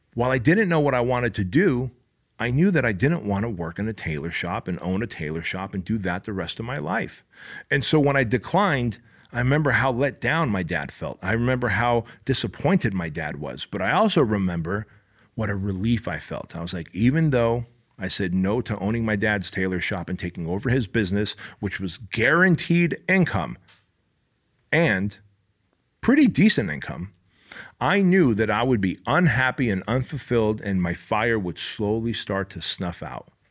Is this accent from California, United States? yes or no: yes; Anaheim, California, United States; also born or lived in Armenia; we came from Armenia. We escaped communism. I was six years old. I grew up in my dad's tailor shop that he started this little tailor shop in Anaheim.